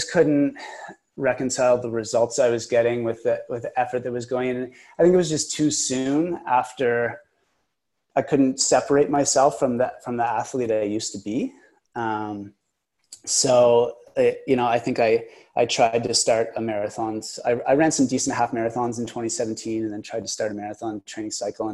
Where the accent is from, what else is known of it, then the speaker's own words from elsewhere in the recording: Kingston, Ontario, Canada; also born or lived in Vancouver; now in Ottawa, Canada; in Kingston, my hometown